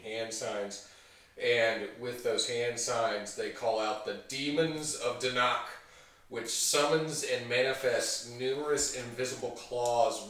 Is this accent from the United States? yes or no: yes; the South, United States; I'm from the South